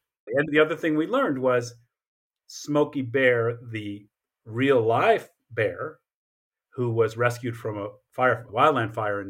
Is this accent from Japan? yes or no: yes; Japan; I grew up in part in Japan because of my father's military service.